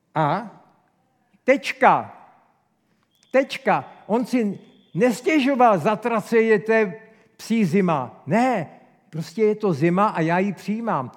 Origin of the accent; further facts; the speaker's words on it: Czechia; jsem velký patriot, jsem velký Čech